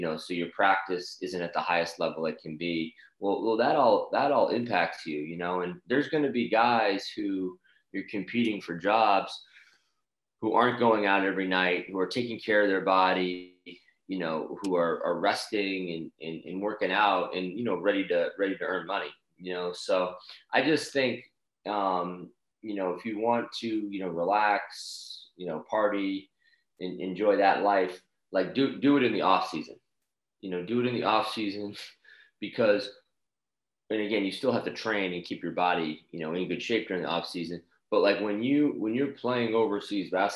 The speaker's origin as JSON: {"language": "English", "town": "Boston", "region": "Massachusetts", "country": "United States", "tie": "born or raised there", "moved": "yes", "said": "I grew up in Boston"}